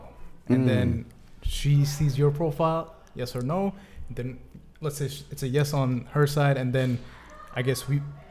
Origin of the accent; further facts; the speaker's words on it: Bangladesh; moved away; I'm from Bangladesh originally, so South Asia.